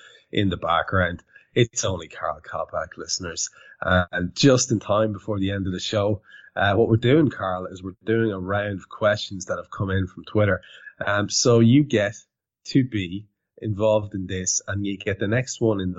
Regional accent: Ireland; as an Irish lad

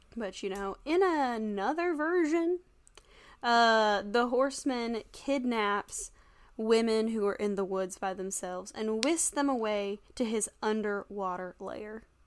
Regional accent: the South, United States; we're from the South

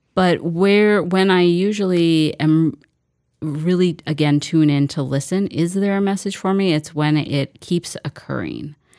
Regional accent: Mankato, Minnesota, United States; I grew up in Mankato.

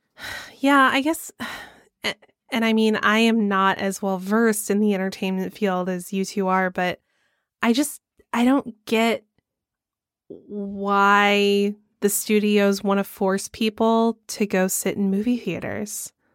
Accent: Georgia, United States; I'm from Georgia

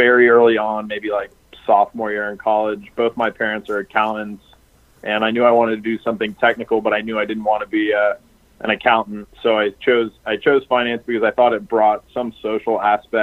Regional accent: Florida, United States; moved away as an adult; now in New York City, United States; I'm from Florida, given the name Florida Man, from the rural part of the state

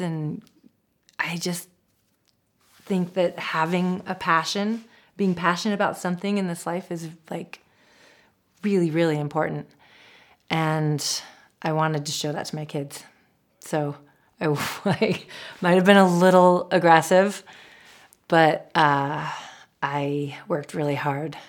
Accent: Seattle, Washington, United States; I grew up in Seattle.

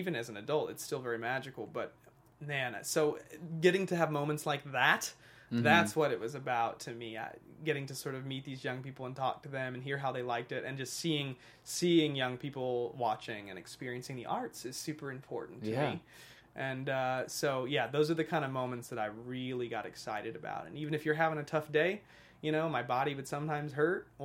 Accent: United States; also born or lived in Arkansas / Missouri; now in Los Angeles, United States; I grew up in Arkansas and Missouri

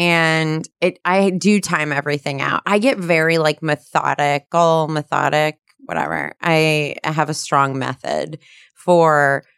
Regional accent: New Jersey, United States; I'm from New Jersey. I'm from New Jersey.

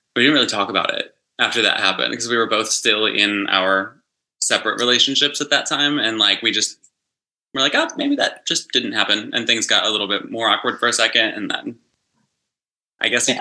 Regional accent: West Virginia, United States; moved away as an adult; now in Los Angeles, United States; I grew up in West Virginia in like the tiniest, tiny little small town. I've been in LA for about 10 years

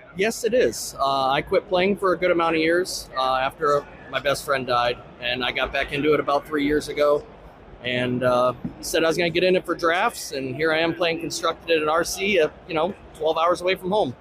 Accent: Canton, Ohio, United States; I'm from Canton, Ohio

